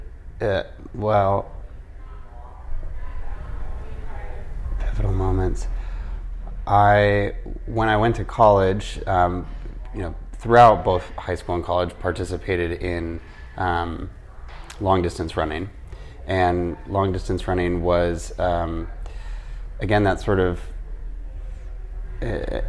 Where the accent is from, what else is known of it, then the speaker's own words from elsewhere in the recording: Midwest, United States; I was raised in the Midwest by parents who grew up in New York City and Seattle.